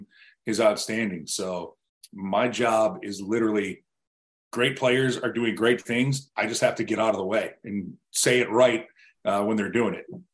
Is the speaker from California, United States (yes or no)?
no; Buffalo, New York, United States; moved away as an adult; also born or lived in Richmond, Virginia / Raleigh, North Carolina; my hometown in Buffalo